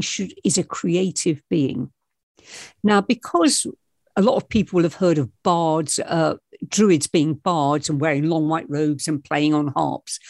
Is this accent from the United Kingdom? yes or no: yes; England, United Kingdom; I was born in England and I'm, I'm living in England